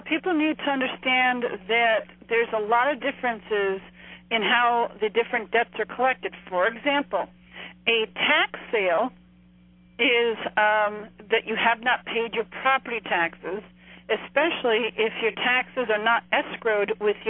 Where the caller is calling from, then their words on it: New Jersey, United States; I'm calling from New Jersey.